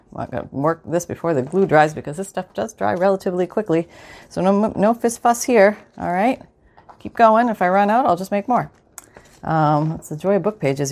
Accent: Canada; I'm from Canada

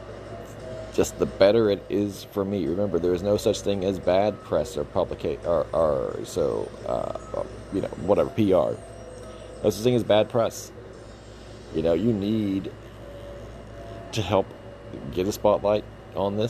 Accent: Texas, United States; I'm from Texas

